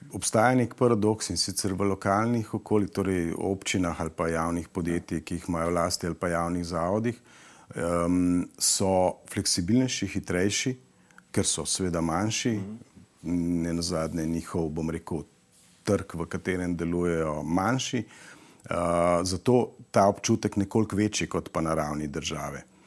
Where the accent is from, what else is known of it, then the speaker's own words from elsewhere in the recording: Slovenia; Slovenci smo